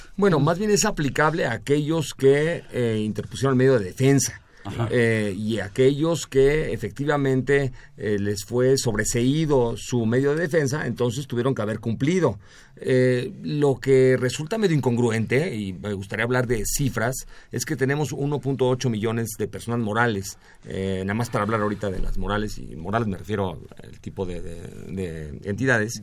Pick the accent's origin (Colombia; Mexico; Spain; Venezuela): Mexico; nosotros como mexicanos